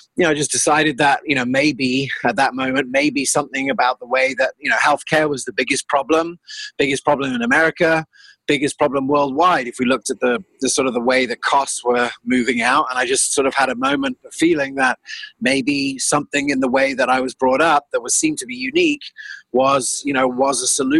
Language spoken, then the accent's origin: English; South Africa; also born or lived in England; I grew up half in South Africa and half England.